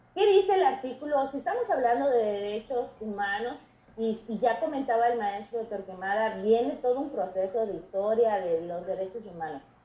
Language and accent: Spanish; Mexico; nosotros somos mexicanos